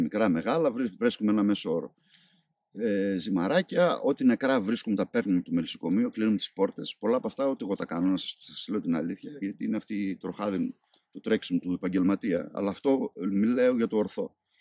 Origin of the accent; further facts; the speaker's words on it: Karditsa, Thessaly, Greece; moved away as an adult; also born or lived in Heraklion, Crete; Εγώ γεννήθηκα μεγάλος στην Καρδίτσα